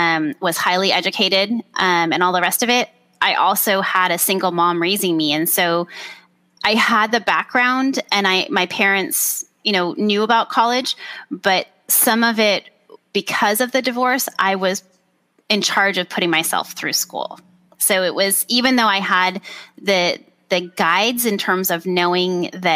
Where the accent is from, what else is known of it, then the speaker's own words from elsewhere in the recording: Orange County, California, United States; moved away as an adult; also born or lived in Washington; I was raised in Orange County